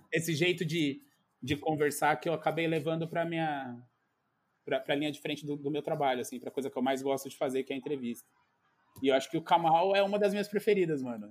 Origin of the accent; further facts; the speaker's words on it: São Paulo, Brazil; sou de São Paulo, mas nasci, nasci na periferia de São Paulo, em Pirituba. Aí morei um pouco também num outro bairro chamado Morro Doce